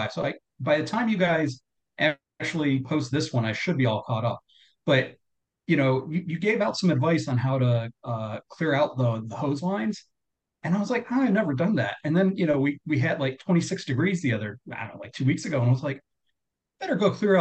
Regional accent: South Carolina, United States; I'm from South Carolina

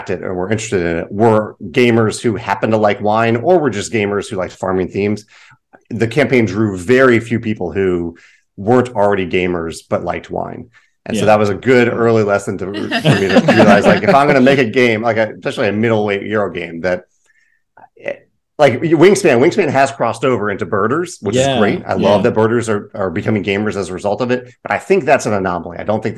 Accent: Virginia, United States; now in St. Louis, United States; I'm in St. Louis now. I'm from Virginia, but I'm

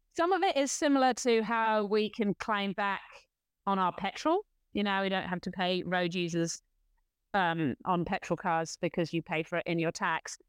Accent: United Kingdom; now in New Zealand; as a Brit who lived close to France

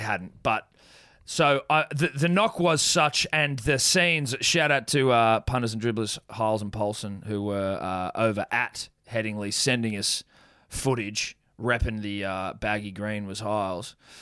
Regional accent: New Zealand; being a New Zealander myself

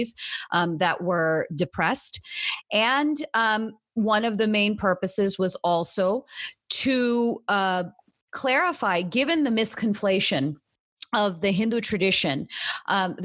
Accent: United States; most of us at HAF are second generation, born and raised in the United States.

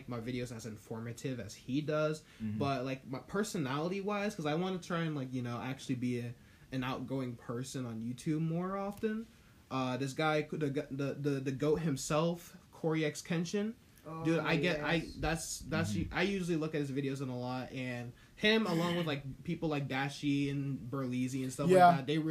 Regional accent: United States; my parents are technically British. I'm full American

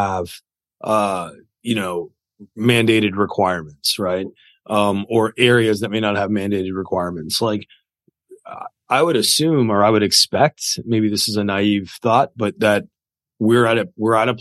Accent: Canada; I'm Canadian

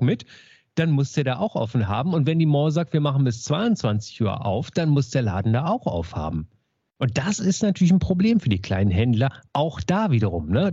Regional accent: Berlin, Germany; Ich bin ja in Marienfelde groß geworden hier in Berlin

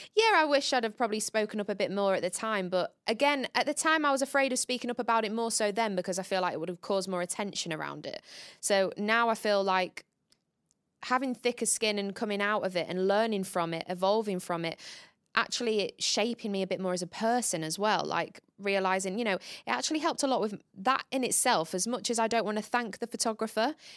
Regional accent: Grimsby, Yorkshire and the Humber, United Kingdom; moved away; we come from the same hometown

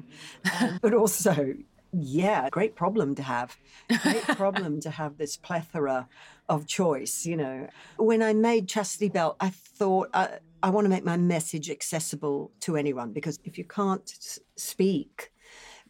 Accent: Brisbane, Queensland, Australia; moved away; also born or lived in London; my hometown of Brisbane, Australia

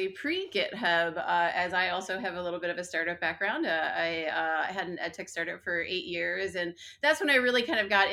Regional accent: Chicago, Illinois, United States; I'm from Chicago

